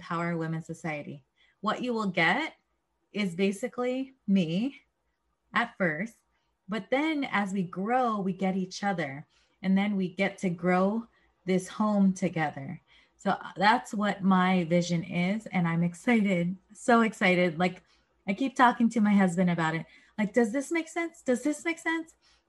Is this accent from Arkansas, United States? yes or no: no; San Diego, California, United States; I grew up in San Diego, and I grew up in a certain 1 mile radius.